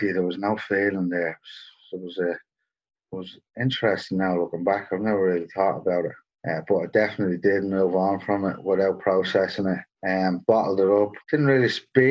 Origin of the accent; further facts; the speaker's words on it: Dublin, Leinster, Ireland; moved away as an adult; now in Sydney, Australia; I grew up in Dublin